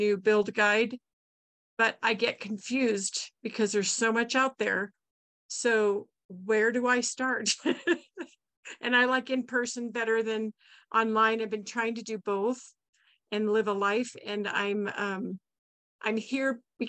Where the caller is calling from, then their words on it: Dayton, Nevada, United States; I'm from Nevada, Carson City, actually Dayton, east of Carson City, Nevada.